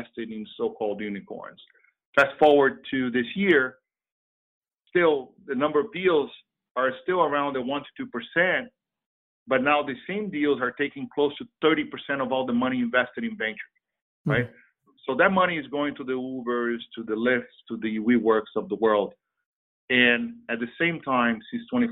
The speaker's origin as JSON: {"language": "English", "country": "Brazil", "also_born_or_lived": "Switzerland", "moved": "yes", "lives_now": "United States"}